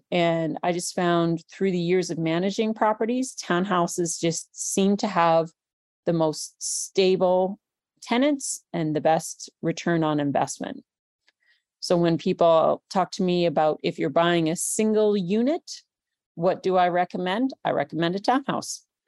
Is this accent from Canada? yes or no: yes; British Columbia, Canada; moved away as an adult; also born or lived in Vancouver, British Columbia; now in Red Deer, Canada; I'm actually from British Columbia, and I was a police officer for the city of Vancouver for six years.